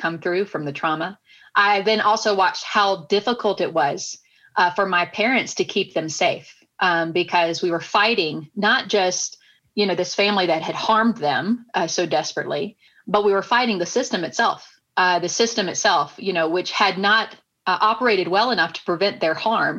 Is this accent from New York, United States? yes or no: no; Nashville, Tennessee, United States; I was growing up in Nashville, Tennessee